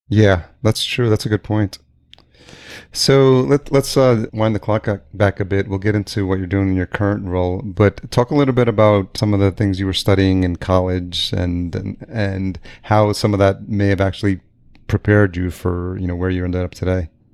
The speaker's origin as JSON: {"language": "English", "town": "Yonkers", "region": "New York", "country": "United States", "tie": "born or raised there", "also_born_or_lived": "El Salvador / Greenpoint, New York City / East Village, New York City / Lower East Side, New York City", "moved": "as an adult", "lives_now": "Minneapolis, United States", "said": "I grew up just outside New York City in Yonkers"}